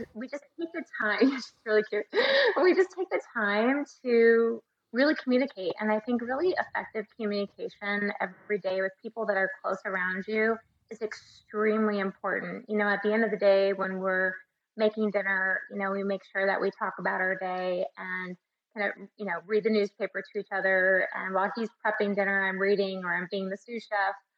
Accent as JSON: {"language": "English", "town": "Tucson", "region": "Arizona", "country": "United States", "said": "I'm actually from Tucson and won Mrs. Tucson."}